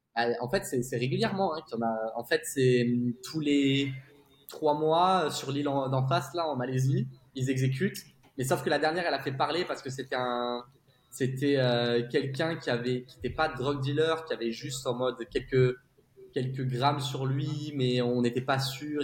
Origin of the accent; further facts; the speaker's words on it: south of France, France; moved away as an adult; now in Singapore; on est originaire du sud de la France